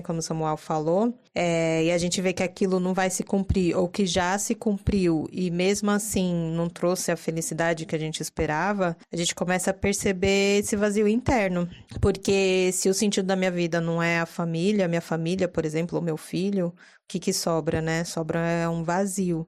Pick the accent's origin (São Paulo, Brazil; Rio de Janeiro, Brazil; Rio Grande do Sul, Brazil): São Paulo, Brazil; paulistana, adoro viver em São Paulo